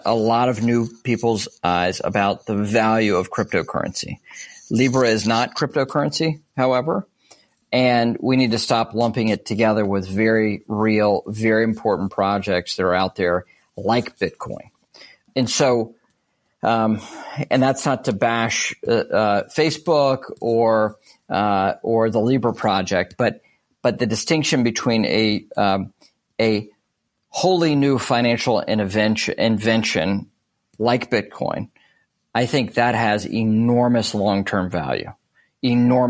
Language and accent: English; United States; as an American